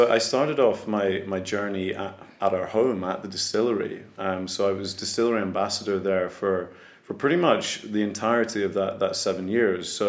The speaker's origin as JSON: {"language": "English", "region": "Scotland", "country": "United Kingdom", "accent": "Scottish", "said": "I was born in Scotland, yes. Yeah, so I'm 100% Scottish. My, my accent, as you can hear, is not, not very thick uh, Scottish"}